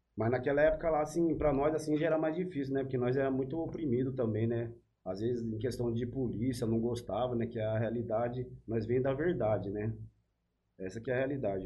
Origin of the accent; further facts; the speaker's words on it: São Paulo, Brazil; moved away; Eu, eu sou cria lá do Bela Vista, lá do Vai Vai, lá, né, do Bexiga